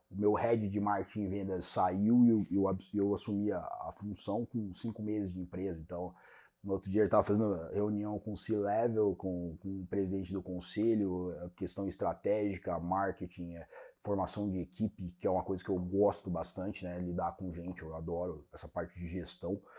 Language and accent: Portuguese; Brazil; born there; Você já morou no Brasil? Moro, no, nasci no Brasil.